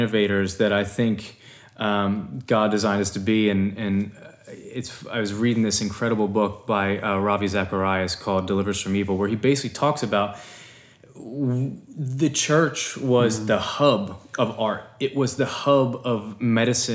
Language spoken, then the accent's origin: English; Philadelphia, Pennsylvania, United States; growing up in Philadelphia